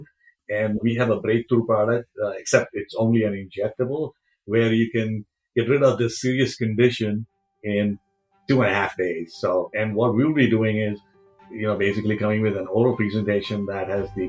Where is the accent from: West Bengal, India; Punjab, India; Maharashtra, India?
Maharashtra, India; Mumbai; moved away as an adult; also born or lived in Cincinnati, Ohio, United States; now in United States; I was born in India. I immigrated to US in 1980